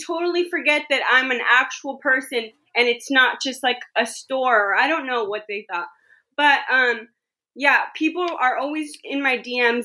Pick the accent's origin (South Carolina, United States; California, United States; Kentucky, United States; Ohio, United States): California, United States; the Bay Area; I'm from the Bay Area.